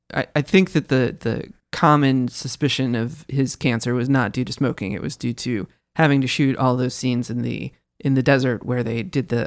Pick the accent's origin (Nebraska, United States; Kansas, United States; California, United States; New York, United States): Kansas, United States; moved away; I grew up in Kansas.